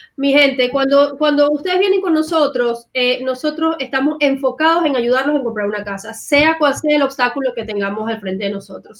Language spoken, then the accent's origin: Spanish; Venezuela; moved away as an adult; now in United States; Yo particularmente vengo de Venezuela, tengo ya 20 años viviendo aquí en Estados Unidos